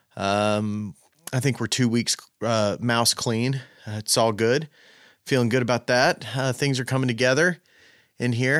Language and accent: English; Knoxville, Tennessee, United States